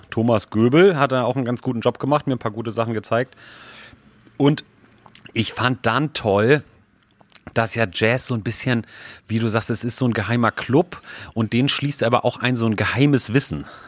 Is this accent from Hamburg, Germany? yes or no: yes; Hamburg, Germany; wir sind ja beide in Hamburg aufgewachsen